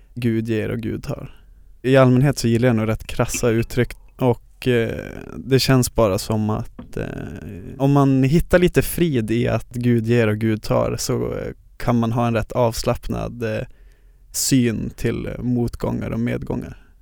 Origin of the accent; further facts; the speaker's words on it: Luleå, Norrbotten County, Sweden; moved away as an adult; now in Stockholm, Sweden; jag från Luleå där jag är born and raised